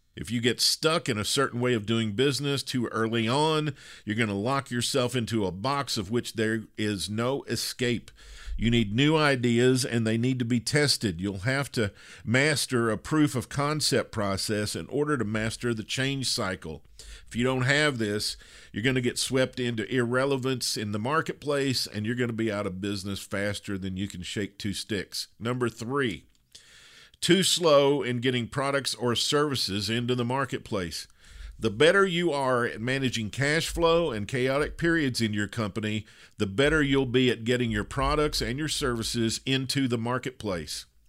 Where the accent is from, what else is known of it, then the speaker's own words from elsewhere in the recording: Kentucky, United States; I grew up in Kentucky where there are a lot of natural bridges and a lot of water